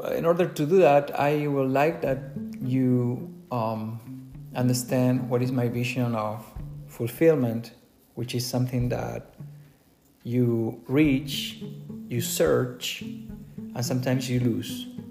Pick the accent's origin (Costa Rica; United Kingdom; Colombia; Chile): Chile; English is a second language; moved away as an adult; now in United States; originally, I'm not from the US, I'm from Chile, South America. You can tell by my accent.